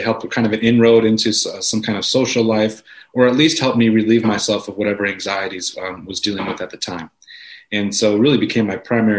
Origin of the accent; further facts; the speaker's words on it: Wisconsin, United States; also born or lived in New York City; came back to my hometown, Wisconsin